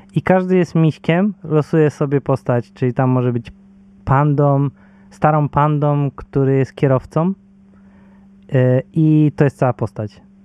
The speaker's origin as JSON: {"language": "Polish", "town": "Bydgoszcz", "region": "Kuyavian-Pomeranian Voivodeship", "country": "Poland", "said": "ja jestem z Bydgoszczy"}